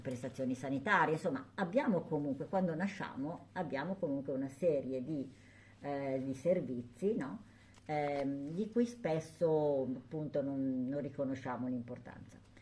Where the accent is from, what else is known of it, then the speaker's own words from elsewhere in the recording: Sant'Angelo Lodigiano, Lombardy, Italy; io sono di Sant'Angelo